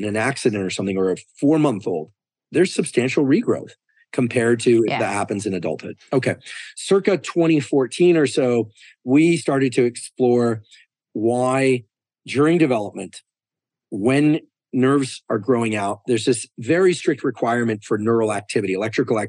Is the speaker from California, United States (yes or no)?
yes; Stanford, California, United States; I was born in Stanford Hospital